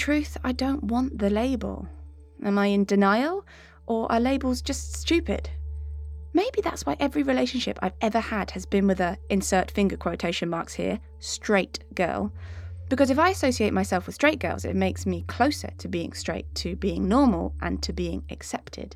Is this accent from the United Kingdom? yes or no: yes; Devon, South West England, United Kingdom; Being gay was so unspoken of growing up in Devon in the 90s